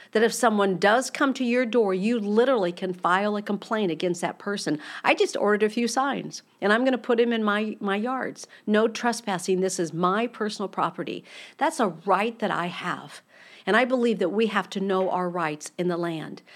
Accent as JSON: {"language": "English", "country": "United States"}